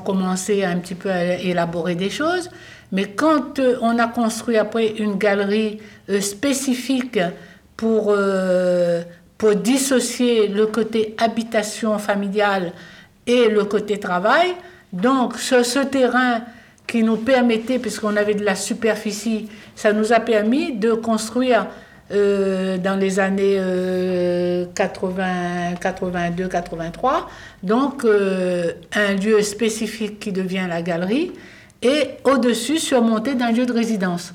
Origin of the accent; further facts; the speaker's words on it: Réunion; moved away; also born or lived in Paris; je suis réunionnaise et que j'ai rencontré Vincent à Paris. Et quand euh, je, suis partie très jeune, comme beaucoup de Réunionnais